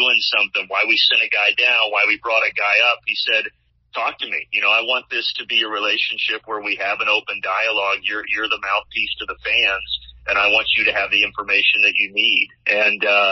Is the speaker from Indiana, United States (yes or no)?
yes; Evansville, Indiana, United States; moved away as an adult; now in Atlanta, United States; my hometown team, the Evansville Aces. So I got to go back home and call games for the college team that I grew up cheering for